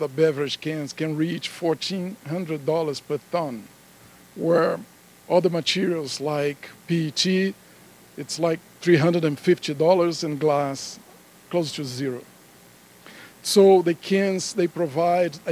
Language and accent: English; Denver, Colorado, United States; my hometown of Denver